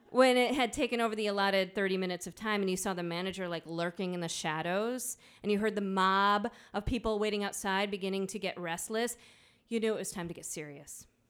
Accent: Midwest, United States; accent: nasally Midwestern; moved away; also born or lived in Johnson City, Tennessee; my nasally Midwestern accent

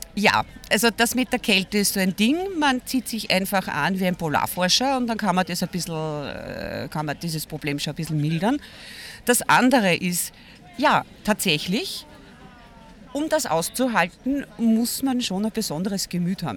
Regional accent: Vienna, Austria; ich bin aus Wien

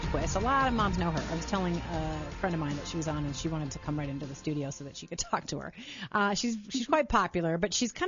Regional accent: Chicago, Illinois, United States; moved away; I was born in Chicago

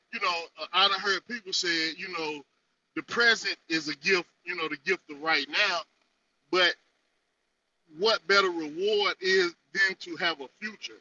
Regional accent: North Carolina, United States; I'm from the North Carolina territory.

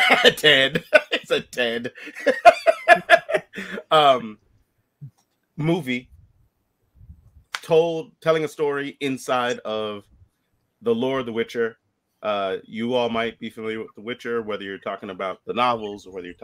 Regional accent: United States; I'm American

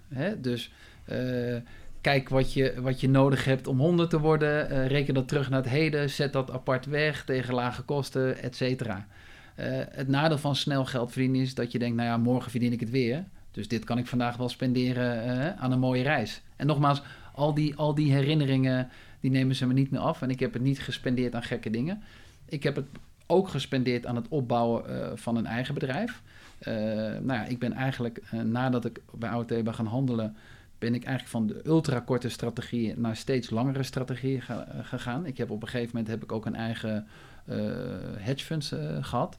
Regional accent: Maarssen, Utrecht, Netherlands; ik ben geboren in Utrecht, eh, toen vrij snel naar de, hè, de Phoenix-locatie uitgewaaid. Hè, zoals je nu ook weer ziet eh, in Maarsen. Maarsebroek.

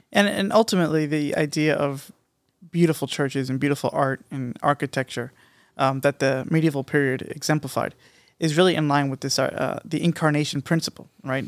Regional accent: United States; as an American, in America

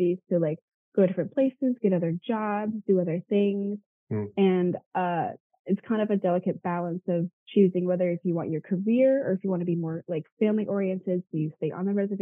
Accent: Tonawanda Seneca reservation, New York, United States; my reservation is really, really tiny. So I guess growing up, I didn't see it as a reservation

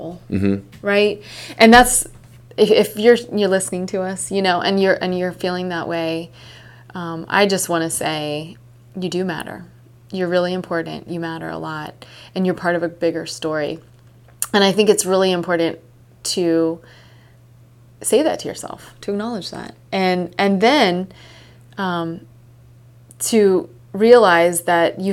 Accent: United States; As Americans, we have certain stories that we resonate

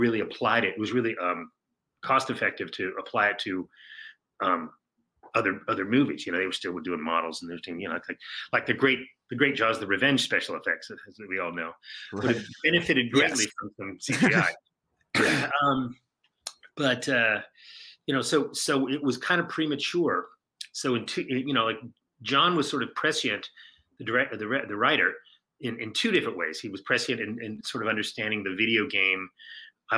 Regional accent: Saratoga, California, United States; that's where I'm from. I'm from Saratoga

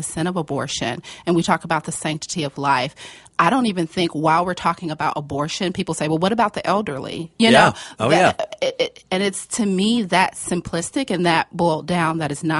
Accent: Chicago, Illinois, United States; I'm from Chicago

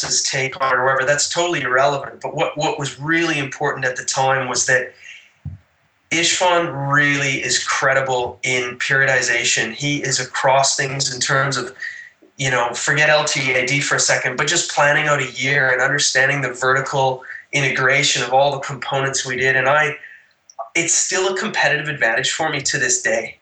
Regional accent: Canada; now in Cabarita Beach, Australia; being a Canadian

